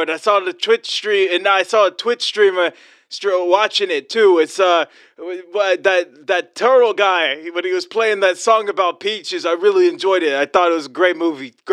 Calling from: Greensboro, North Carolina, United States; from Greensboro, North Carolina.

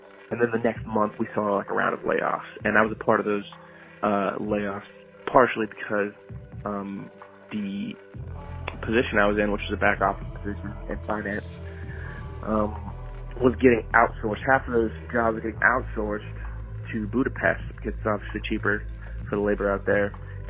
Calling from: Houston, Texas, United States; I'm calling in from Texas.

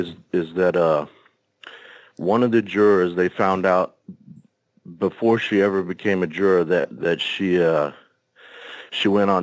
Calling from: Oregon, United States; I'm calling from Oregon.

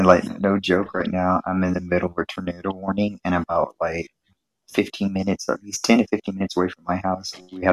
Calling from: the South, United States; I'm calling from the south.

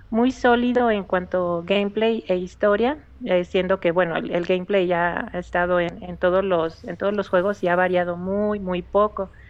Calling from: León, Guanajuato, Mexico; De León, Guanajuato.

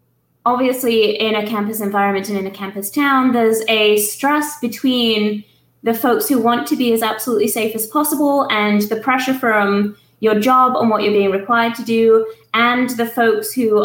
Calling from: Tuscaloosa, Alabama, United States; Okay, I am calling in from the University of Alabama at Tuscaloosa.

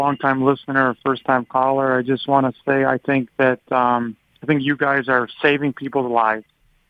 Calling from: Illinois, United States; This is … from Illinois.

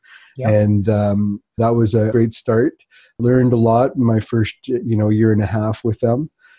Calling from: Whitby, Ontario, Canada; I'm calling in from Whitby, which is just the east of Toronto.

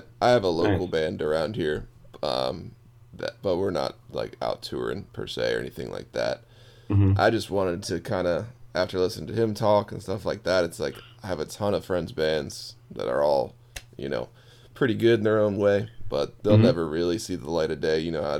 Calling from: Baltimore, Maryland, United States; I'm calling you from Maryland or Baltimore.

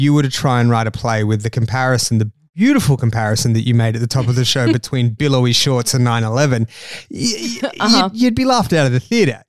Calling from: Australia; I'm recording this from Australia. That's why I sound that's why my voice sounds that's like that.

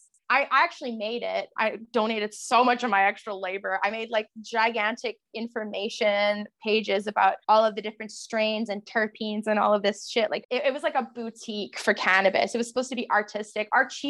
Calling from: Lloydminster, Saskatchewan, Canada; I'm tuning in from Treaty 6 from the border city of Canada, Lloydminster. I'm about a couple skips away from Alberta right now. I'm actually in Saskatchewan, fun fact.

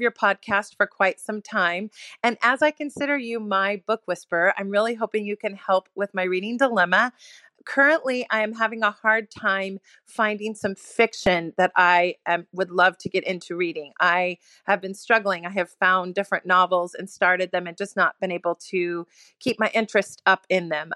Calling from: Fort Worth, Texas, United States; I'm calling from Fort Worth, Texas

